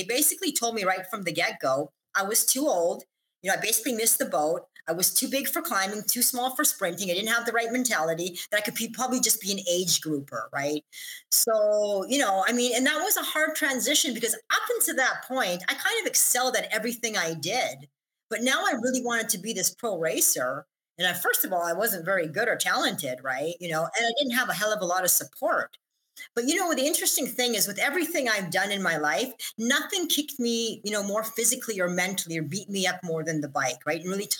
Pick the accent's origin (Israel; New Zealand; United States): Israel; moved away; because listen, I came from Israel and I was winning races there.